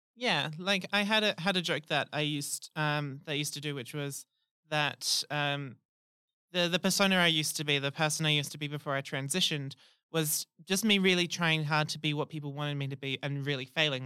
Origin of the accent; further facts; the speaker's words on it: Rockingham, Western Australia, Australia; I'm from Rockingham